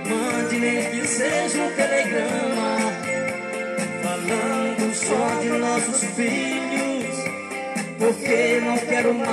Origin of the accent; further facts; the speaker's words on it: Ceará, Brazil; Eu quero mandar um abraço pra minha terra natal, Ceará. Alô, Ceará. Alô, Brasil.